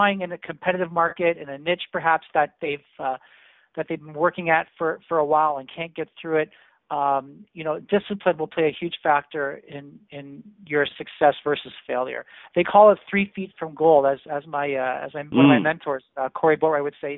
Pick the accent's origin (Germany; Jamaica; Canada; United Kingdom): Canada; as a Canadian